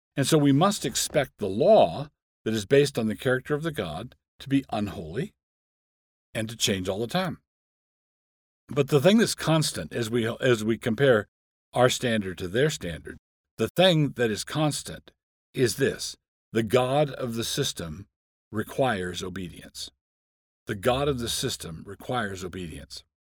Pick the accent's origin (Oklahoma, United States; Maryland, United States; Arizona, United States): Maryland, United States; Annapolis; I grew up in Annapolis, Maryland